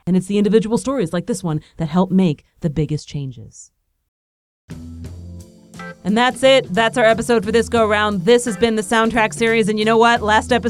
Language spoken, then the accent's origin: English; Nazareth, Pennsylvania, United States; Allentown, Pennsylvania. I grew up in Nazareth. That's about 20 minutes away from Allentown.